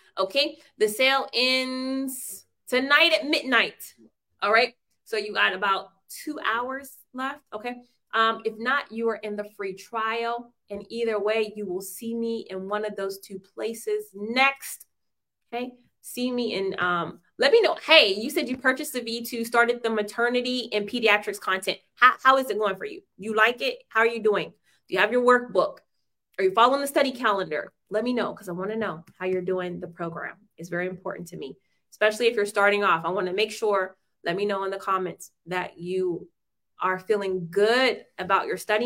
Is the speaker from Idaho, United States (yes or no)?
yes; Boise, Idaho, United States; moved away; also born or lived in Ohio; I am from the United States of America, born in Boise, Idaho. I hail from Boise, Idaho, then by way of Ohio.